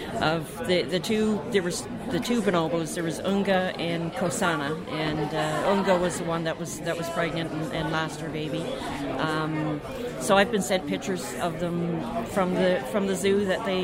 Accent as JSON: {"language": "English", "region": "Newfoundland and Labrador", "country": "Canada", "said": "as being a Newfoundlander"}